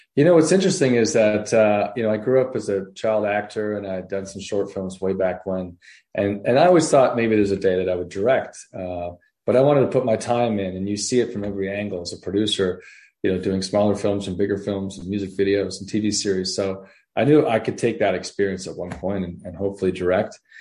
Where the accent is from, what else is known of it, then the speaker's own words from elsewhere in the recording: Canada; moved away; I'm actually from Canada originally